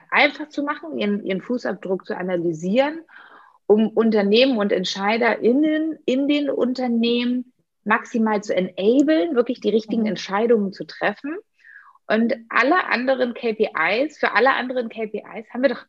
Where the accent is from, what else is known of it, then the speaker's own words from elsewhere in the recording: Berlin, Germany; liebe Grüße in meiner